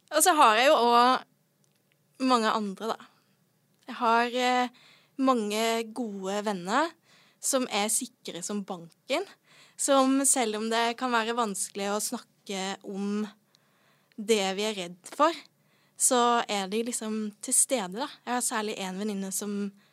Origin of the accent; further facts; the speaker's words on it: Sørlandet, Norway; Jeg er fra Sørlandet.